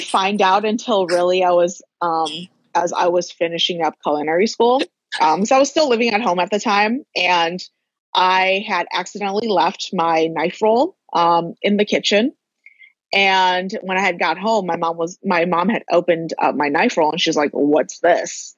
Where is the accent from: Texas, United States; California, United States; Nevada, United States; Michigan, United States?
Michigan, United States; Dearborn; moved away as an adult; also born or lived in Chicago / San Diego / Las Vegas; now in Los Angeles, United States; I grew up in Dearborn for for most of my life